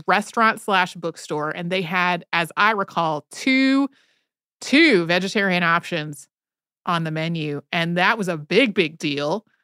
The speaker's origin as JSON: {"language": "English", "region": "Northwest North Carolina", "country": "United States", "tie": "born or raised there", "said": "growing up in Northwest North Carolina in the nineteen eighties and nineties"}